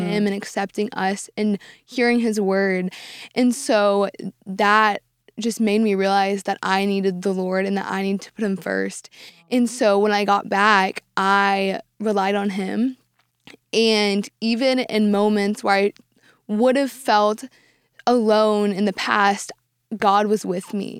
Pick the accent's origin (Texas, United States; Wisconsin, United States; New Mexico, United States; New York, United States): Texas, United States; Dallas; I've lived in Dallas my entire life